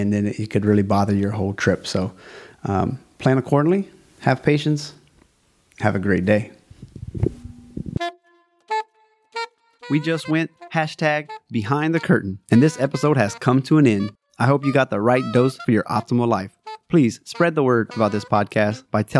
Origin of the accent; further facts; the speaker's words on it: South Louisiana, United States; moved away; also born or lived in Denver; I'm from South Louisiana, aka Cajun Country. I am a Cajun